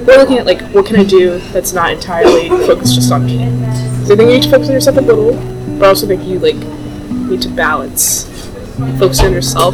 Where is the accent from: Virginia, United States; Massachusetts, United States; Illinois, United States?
Virginia, United States; Northern; I grew up in Northern Virginia. Grew up in the same, like, 25-mile radius, like, pretty much my whole life